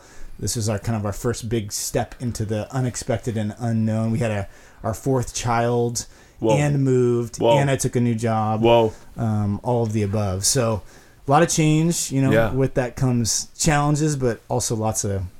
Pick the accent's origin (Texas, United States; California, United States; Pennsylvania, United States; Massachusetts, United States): California, United States; Mission Viejo; moved away as an adult; now in San Marcos, United States; My family moved down there about 8 months ago. I was commuting for a while, but born and raised in Orange County. So just a little bit further up the freeway near Capo Beach, grew up in Mission Viejo.